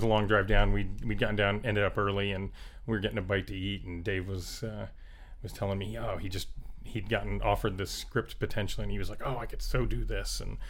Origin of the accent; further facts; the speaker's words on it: South Florida, United States; moved away as an adult; also born or lived in Colorado / Ohio / Orlando; So I grew up in South Florida, and then I went off to school at University of Colorado and Ohio State.